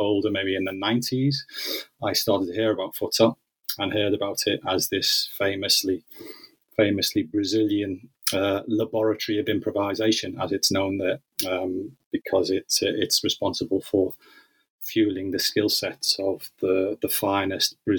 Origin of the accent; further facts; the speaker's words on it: Liverpool, North West England, United Kingdom; my childhood growing up in Liverpool and in the northwest of England.